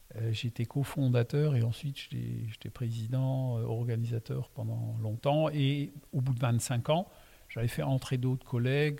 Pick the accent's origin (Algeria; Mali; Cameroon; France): France; Alsace, Grand Est; first language Alsatian; French is a second language; je suis né donc en Alsace euh, quand je suis arrivé, ma langue maternelle, c'est l'alsacien